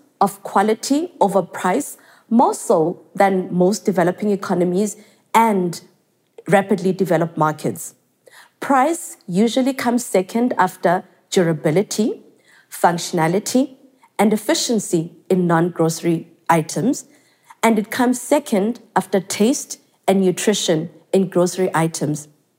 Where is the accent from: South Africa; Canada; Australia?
South Africa; growing up in South Africa, Tanzania to be specific